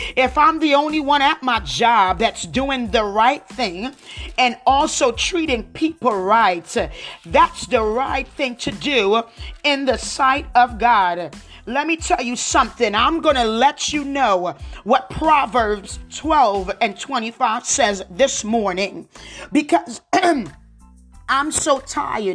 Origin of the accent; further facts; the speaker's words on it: New Jersey, United States; accent: Jersey; with my Jersey accent